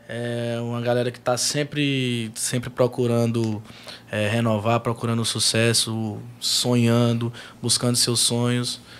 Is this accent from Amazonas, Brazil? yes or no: no; Piauí, Brazil; Piauí. É, minha terra querida, meu estado, lugar que eu amo, que eu defendo, que eu abraço, que tem um amor, um carinho enorme.